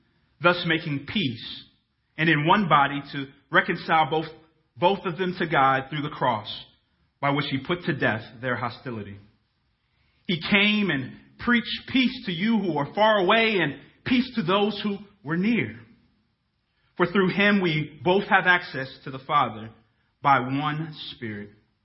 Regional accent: Dhahran, Eastern Province, Saudi Arabia; Those of you who have known me for some time now probably know that I was born in Dahran, Saudi Arabia. Yes, Saudi Arabia.

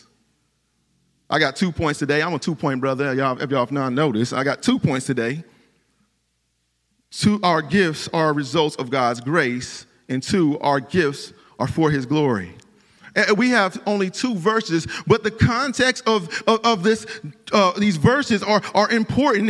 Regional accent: Cleveland, Ohio, United States; moved away; I'm from Cleveland, Ohio.

